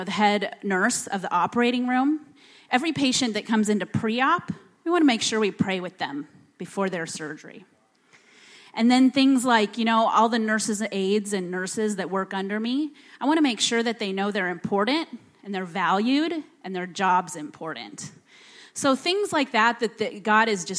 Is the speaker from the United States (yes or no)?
yes; Bellevue, Nebraska, United States; moved away as an adult; now in Mali; I grew up in Bellevue